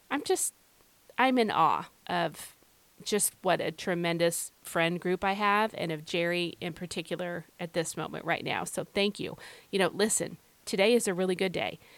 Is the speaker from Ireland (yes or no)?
yes; Ireland; I don't know if it's just because I'm like an Irish woman. I don't know. But anyway, today, uh, you know, Irish women, we mask things pretty well